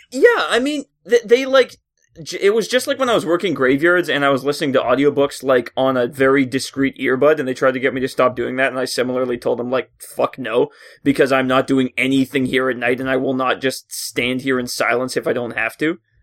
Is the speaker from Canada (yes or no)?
yes; Canada; I work at Tim Hortons, 'cause I'm a Canadian stereotype